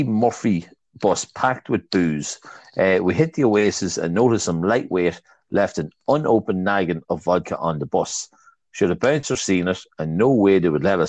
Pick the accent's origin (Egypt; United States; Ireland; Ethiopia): Ireland; we're from Davo